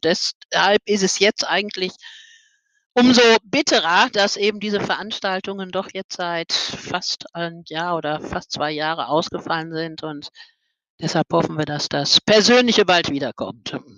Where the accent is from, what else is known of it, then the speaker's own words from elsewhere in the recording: Dortmund, North Rhine-Westphalia, Germany; Es ist eben als Borussia, muss man eben, also als muss nicht, sondern als Dortmunder.